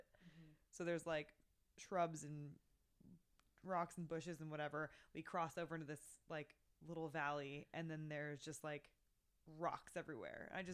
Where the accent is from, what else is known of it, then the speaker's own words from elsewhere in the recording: California, United States; I grew up in California.